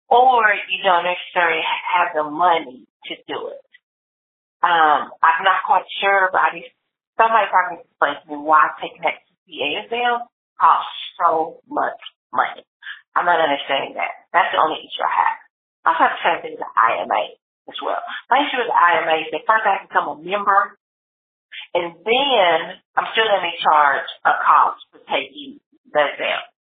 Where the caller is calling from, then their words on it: Lewisville, Texas, United States; I'm calling from Louisville, Texas.